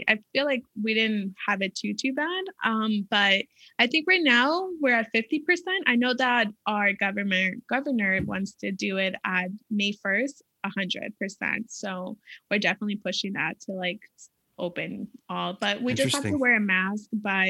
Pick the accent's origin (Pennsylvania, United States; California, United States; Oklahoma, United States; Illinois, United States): California, United States; No, I'm from California.